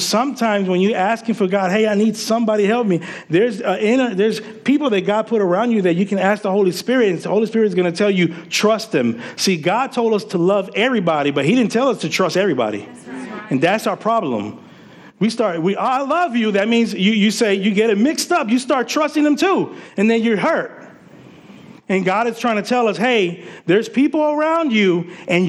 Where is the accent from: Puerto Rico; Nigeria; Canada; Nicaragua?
Puerto Rico; also born or lived in Paterson, New Jersey; now in United States; growing up in Puerto Rico